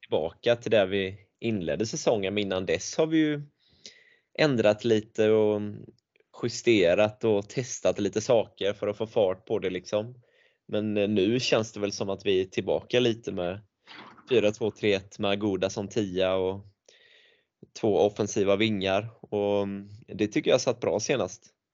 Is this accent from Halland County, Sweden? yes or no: yes; Tvååker, Halland County, Sweden; jag är från Tvååker